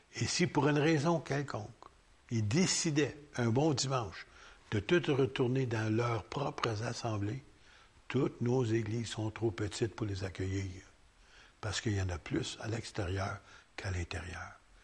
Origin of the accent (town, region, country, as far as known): Quebec, Canada